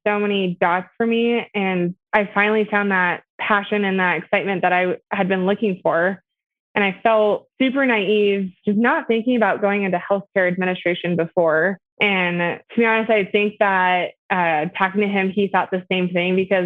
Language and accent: English; Boise, Idaho, United States; I was born and raised here in Boise